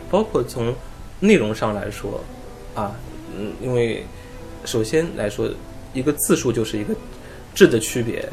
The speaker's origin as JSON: {"language": "Chinese", "country": "China", "said": "我们中国人"}